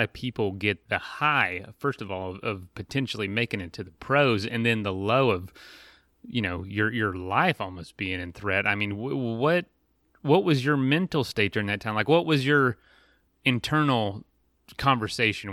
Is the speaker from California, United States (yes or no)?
no; Florida, United States; I grew up in Florida